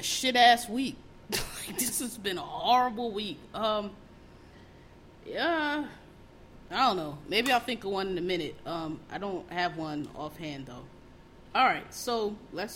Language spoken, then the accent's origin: English; Philadelphia, Pennsylvania, United States; I'm from Philadelphia, born and raised